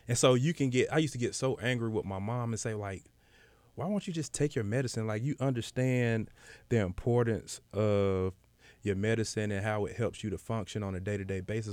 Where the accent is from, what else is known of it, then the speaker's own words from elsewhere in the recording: Decatur, Georgia, United States; I'm from Decatur